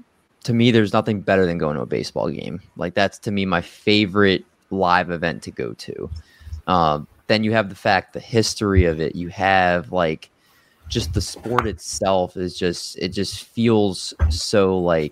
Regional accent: Maryland, United States; also born or lived in Silver Spring, Maryland / Olney, Maryland / Baltimore, Maryland; I was born in Silver Spring, Maryland, and lived there till I was in sixth grade. And then my parents split and I moved to Olney, Maryland

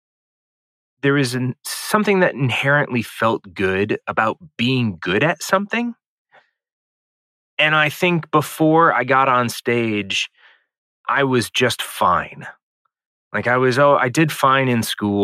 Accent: St. Louis, Missouri, United States; I grew up in St. Louis, Missouri

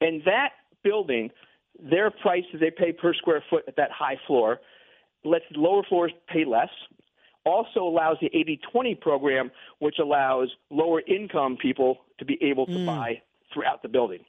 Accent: Westchester, New York, United States; I grew up in Westchester.

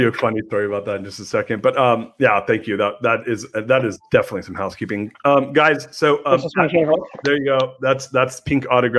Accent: Anaheim, California, United States; born or raised there

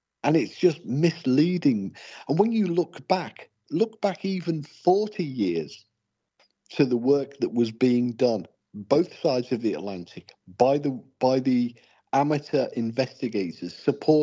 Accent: England, United Kingdom; I'm English

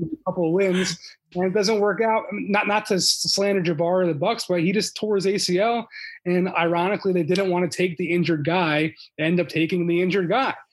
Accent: Philadelphia, Pennsylvania, United States; moved away; I'm from Philly originally

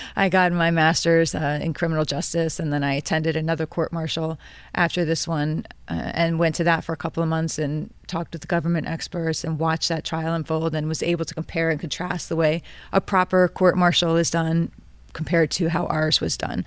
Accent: New York, United States; I was born and raised here. I pay taxes here. My husband died in the New York Army National Guard.

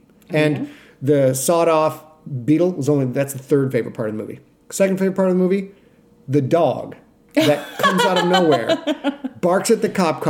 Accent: Sheboygan, Wisconsin, United States; moved away; in Sheboygan, where I grew up

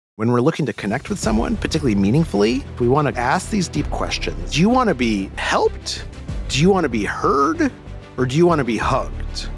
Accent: Albuquerque, New Mexico, United States; moved away; I grew up in Albuquerque, New Mexico

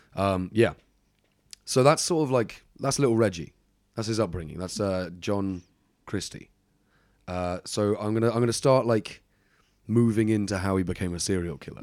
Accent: England, United Kingdom; I'm from England

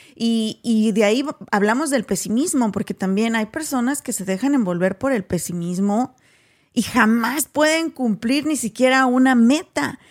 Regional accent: Mexico; now in United States; nosotras venimos de México también

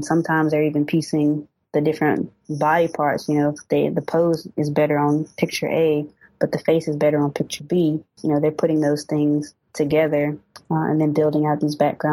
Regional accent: Winston-Salem, North Carolina, United States; also born or lived in Raleigh, North Carolina; now in Charlotte, United States; I'm originally from Winston-Salem, so I'm only about like an hour away from home

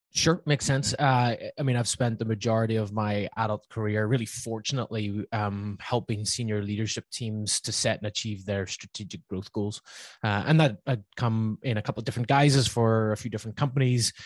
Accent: Northern Ireland, United Kingdom; accent: Northern Irish; now in Laguna Beach, United States; my somewhat still there Northern Irish accent

